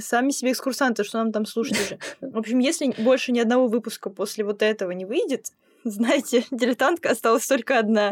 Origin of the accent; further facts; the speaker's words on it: Tomsk, Tomsk Oblast, Russia; я из Томска